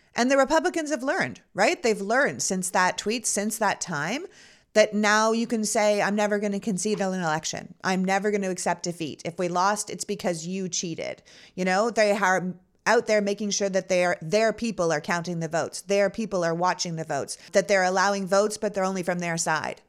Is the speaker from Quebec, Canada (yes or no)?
no; Toronto, Ontario, Canada; now in United States; I was born in Toronto